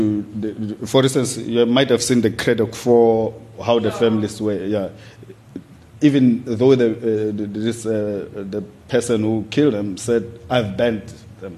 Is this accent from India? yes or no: no; Soweto, Gauteng, South Africa; when I was growing up in Soweto